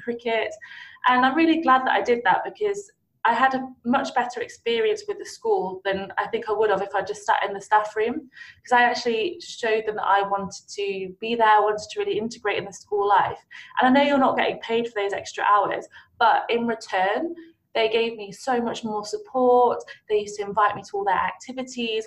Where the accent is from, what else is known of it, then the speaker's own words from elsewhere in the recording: Nottinghamshire, East Midlands, United Kingdom; I I grew up mainly in Nottinghamshire